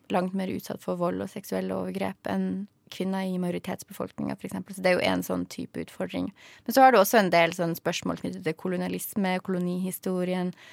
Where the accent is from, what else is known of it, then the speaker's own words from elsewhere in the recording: outside Bodø, Nordland, Norway; der jeg kommer fra, som ligger utafor Bodø